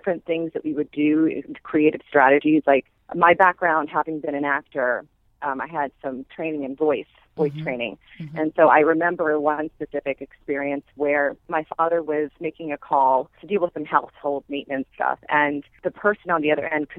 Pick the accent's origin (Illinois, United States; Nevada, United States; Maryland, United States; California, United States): Maryland, United States; now in New York, United States; I grew up in Maryland in a community that's centered right between Washington, D.C. and Baltimore